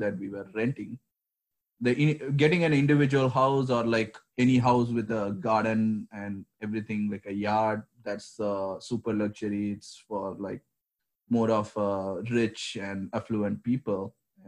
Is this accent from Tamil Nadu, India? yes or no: yes; Chennai, Tamil Nadu, India; So I was born in a southern part of India, a city named Chennai. So I'm from there. So growing up, I grew up all around India because my dad had this transferable jobs.